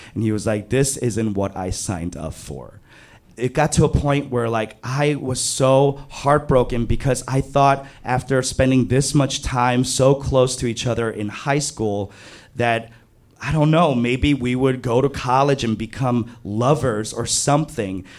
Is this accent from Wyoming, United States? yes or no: no; New York City, New York, United States; I grew up in Flushing, Queens